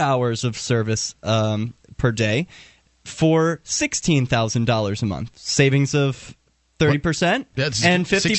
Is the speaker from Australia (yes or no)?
no; New Jersey, United States; I'm from Jersey